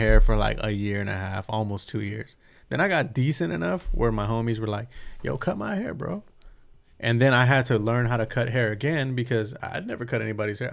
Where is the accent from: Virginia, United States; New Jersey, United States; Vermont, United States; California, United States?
California, United States; San Bernardino; in my hometown